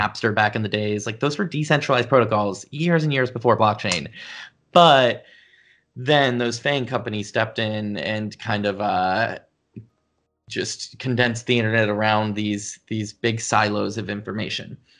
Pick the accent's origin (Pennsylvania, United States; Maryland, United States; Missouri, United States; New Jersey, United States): Pennsylvania, United States; Pittsburgh; I grew up in Pittsburgh, Pennsylvania.